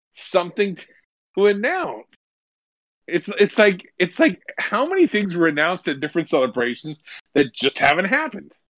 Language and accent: English; Lakewood, California, United States; I grew up in Lakewood, California, and eh, which is right next to Long Beach.